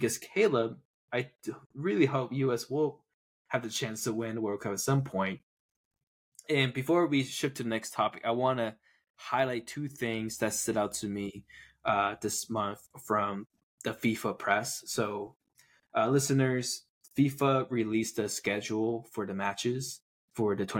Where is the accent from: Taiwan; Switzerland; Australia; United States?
Taiwan; moved away; growing up in Taiwan